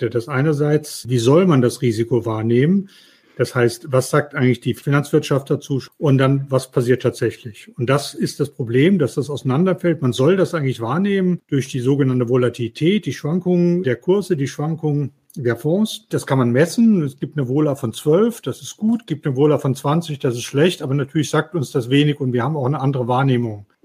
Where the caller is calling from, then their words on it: Mannheim, Baden-Württemberg, Germany; Ich äh, bin aus Mannheim zugeschaltet, bin schon ganz aufgeregt auf die Fragen